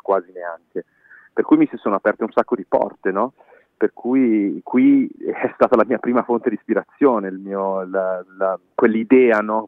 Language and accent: Italian; Milan, Lombardy, Italy; moved away as an adult; now in Berlin, Germany; nato e cresciuto a Milano